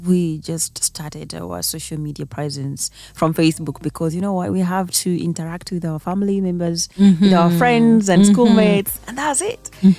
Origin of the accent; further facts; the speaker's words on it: Kisii County, Kenya; first language Kisii; English is a second language; moved away as an adult; now in Nairobi, Kenya; I grew up in the village where everything, even the language, my first language was Kisii, Bantu.